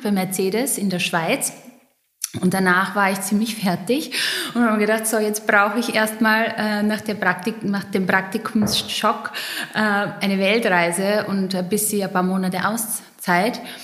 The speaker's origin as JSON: {"language": "German", "area": "Pöllauer Tal", "region": "East Styria", "country": "Austria", "tie": "born or raised there", "moved": "as an adult", "lives_now": "Vienna, Austria", "said": "ich bin geboren in der Steiermark, ähm, im Pellauer Tal. Da redet man ein bisschen anders als ich jetzt gerade, aber alle, die die Oststeiermark kennen"}